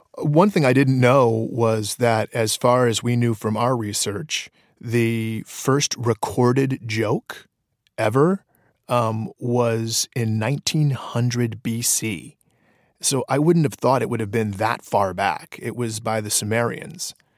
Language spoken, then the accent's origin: English; Detroit, Michigan, United States; born or raised there